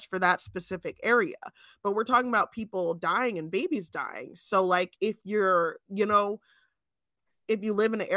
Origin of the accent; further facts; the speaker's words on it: New Jersey, United States; now in Pennsylvania, United States; Chelsea and I grew up in New Jersey before we both ended up in Pennsylvania